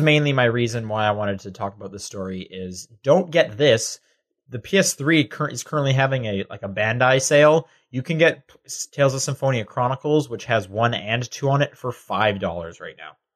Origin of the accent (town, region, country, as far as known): Canada; now in United States